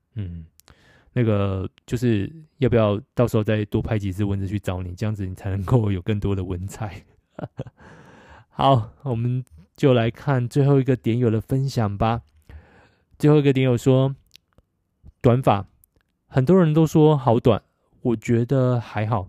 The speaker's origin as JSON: {"language": "Chinese", "country": "Taiwan", "said": "到澳洲打工，韩国同事知道我是台湾人后说"}